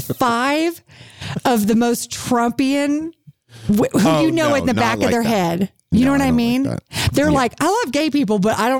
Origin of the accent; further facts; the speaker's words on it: Houston, Texas, United States; moved away; where'd you grow up? And I said, Houston